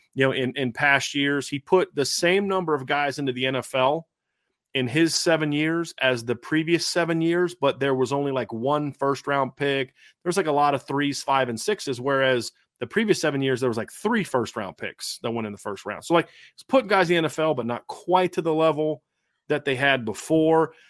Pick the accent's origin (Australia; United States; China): United States; Norfolk, Virginia; I grew up in the Norfolk, Virginia Beach area